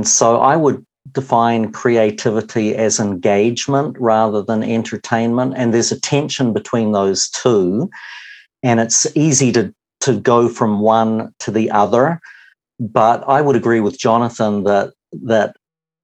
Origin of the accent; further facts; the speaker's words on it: New Zealand; also born or lived in Wisconsin, United States; I'm a Kiwi, though have spent a number of years in the States, married